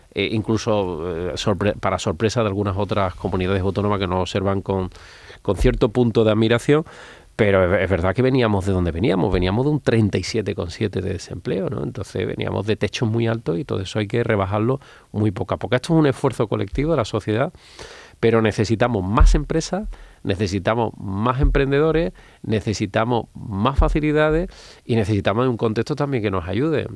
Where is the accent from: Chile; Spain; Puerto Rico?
Spain; Andalusia; de nuestra riqueza como andaluces